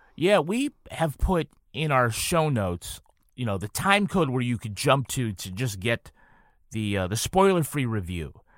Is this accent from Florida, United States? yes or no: no; Holyoke, Massachusetts, United States; I'm from Holyoke, Massachusetts